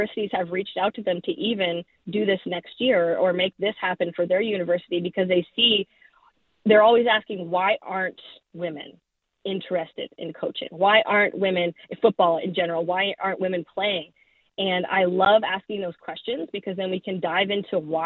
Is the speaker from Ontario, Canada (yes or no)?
no; Saskatchewan, Canada; I'm from Saskatchewan